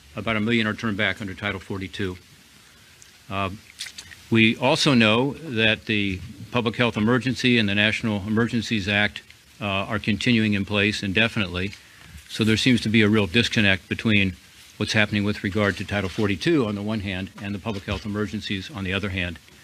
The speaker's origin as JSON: {"language": "English", "region": "Ohio", "country": "United States", "said": "my home state of Ohio"}